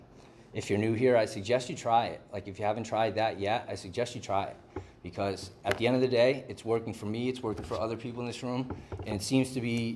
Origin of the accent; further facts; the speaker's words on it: Southern Connecticut, United States; moved away as an adult; now in California, United States; I'm from the East Coast. I'm from Southern Connecticut